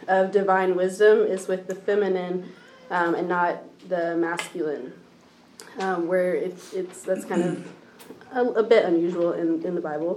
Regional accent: Nolensville, Tennessee, United States; I grew up here in Nashville, in Nolensville, more specifically

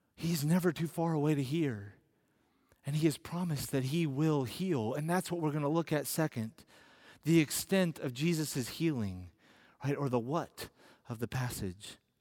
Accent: United States

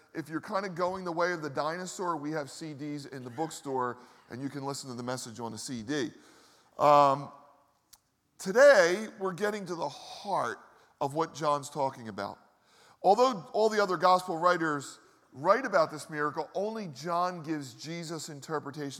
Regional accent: Philadelphia, Pennsylvania, United States; I grew up in the Northeast

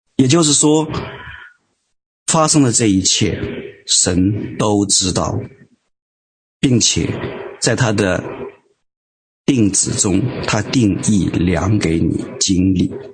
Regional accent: Hubei, China; 我们都是湖北人

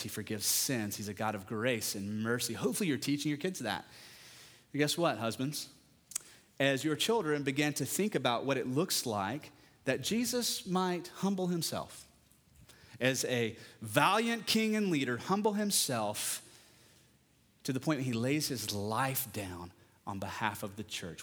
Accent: West Texas, United States; I'm from West Texas

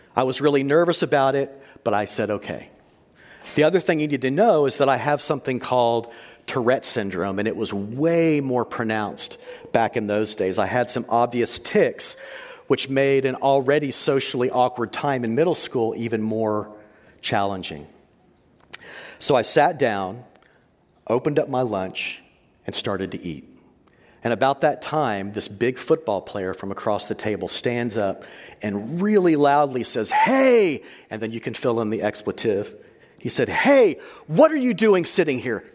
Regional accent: Texas, United States; I grew up in Texas

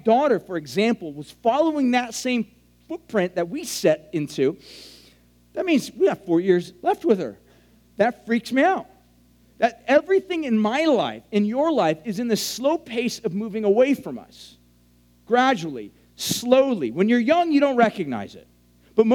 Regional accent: Huntington Beach, California, United States; I grew up in Huntington Beach.

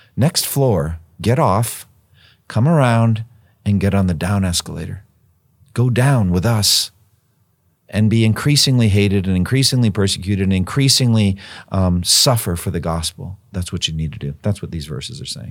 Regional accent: United States; as an American Christian

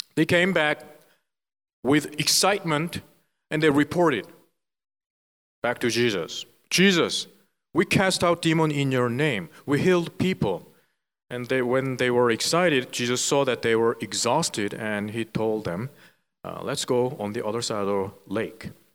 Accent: South Korea; English is a second language; moved away as an adult; now in Philadelphia, United States; I was born and raised in South Korea

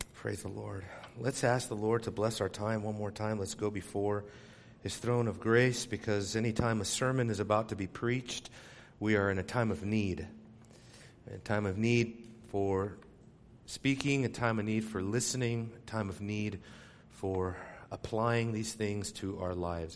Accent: Southern California, United States; growing up in Southern California, that's, you know, earthquake country there

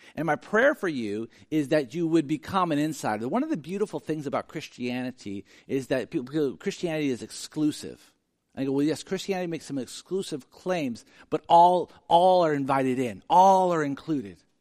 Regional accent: Sacramento, California, United States; I grew up in South Sacramento

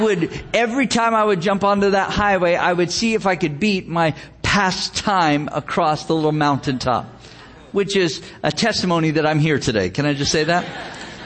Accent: Gilroy, California, United States; my hometown, the town of Gilroy, California

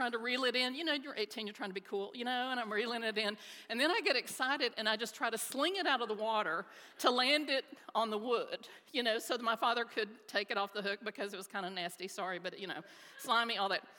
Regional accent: Dallas, Texas, United States; I grew up in Oak Cliff

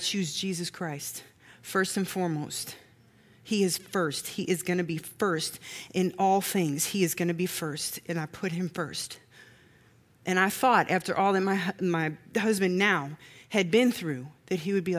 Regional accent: Missouri, United States; from Missouri

